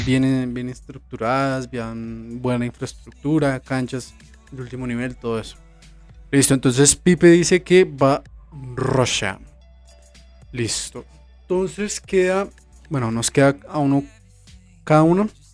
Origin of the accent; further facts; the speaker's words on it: Colombia; aquí como colombianos